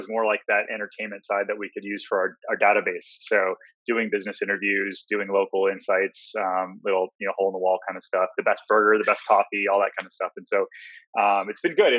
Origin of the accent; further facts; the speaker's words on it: Detroit, Michigan, United States; moved away as an adult; also born or lived in Northville, Michigan; now in Florida, United States; I grew up in Detroit